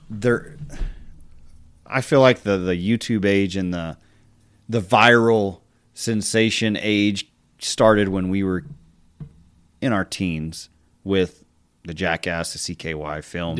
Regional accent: Texas Panhandle, United States; I'm from the Panhandle, that's home.

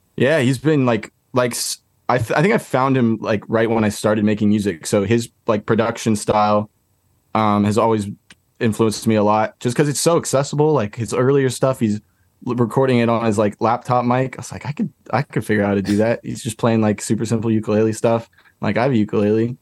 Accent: California, United States; now in Brooklyn, United States; I'm from California originally, but I live in Brooklyn now.

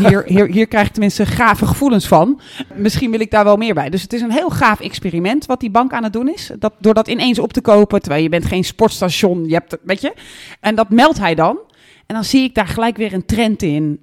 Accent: Netherlands; also born or lived in Flanders; de slecht Engels sprekende Nederlander

